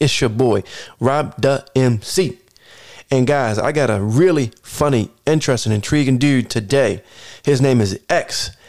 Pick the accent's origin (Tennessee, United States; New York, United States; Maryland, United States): Maryland, United States; Baltimore; I'm from Baltimore, baby, West Side, shorty